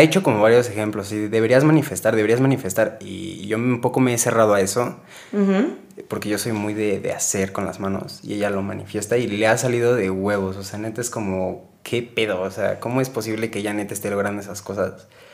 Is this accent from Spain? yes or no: no; Mexico; todos estamos súper, súper pues, arraigados al machismo como mexicanos